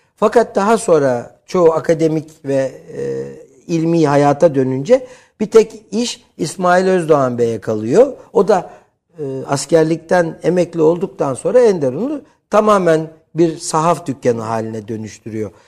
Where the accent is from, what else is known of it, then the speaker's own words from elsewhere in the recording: Istanbul, Turkey; Yetmişli yıllarda İstanbul Cerrahpaşa doğumluyum ki Cerrahpaşalılığı, e, özellikle, e, vurgularım.